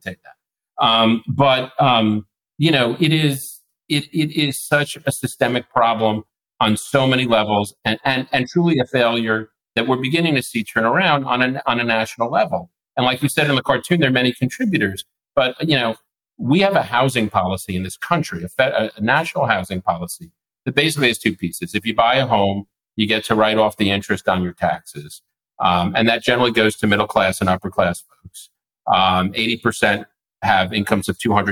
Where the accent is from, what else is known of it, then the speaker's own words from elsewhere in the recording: New York, United States; I'm a New Yorker